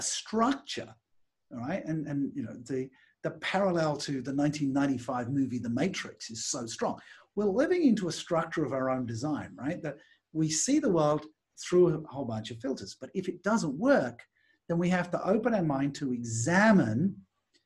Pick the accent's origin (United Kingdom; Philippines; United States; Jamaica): United Kingdom; England; moved away; also born or lived in Australia / Singapore / Malaysia; when I grew up in England